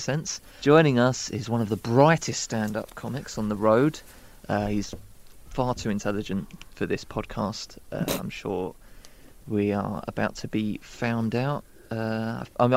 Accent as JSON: {"language": "English", "town": "Dagenham", "region": "London", "country": "United Kingdom", "tie": "born or raised there", "said": "I grew up in Dagenham."}